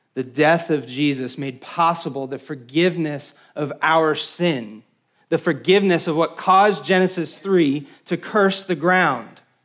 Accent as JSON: {"language": "English", "region": "West Texas", "country": "United States", "said": "I'm from West Texas, where we don't really have trees, but my family is from upstate New York"}